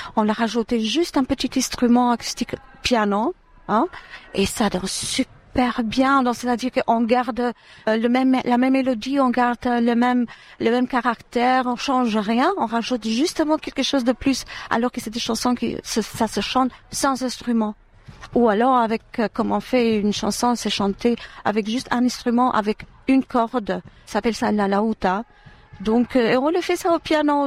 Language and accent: French; Durrës, Durrës County, Albania; moved away; je suis née à Douros, dans ville euh, centrale, dans une ville centrale de l'Albanie